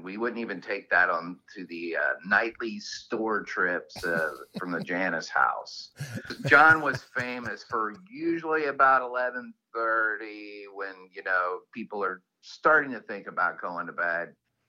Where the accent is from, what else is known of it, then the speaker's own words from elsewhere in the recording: the South, United States; Well, you know, I mean, I'm from the South, so I thought this was just some weird Yankee tradition that they did.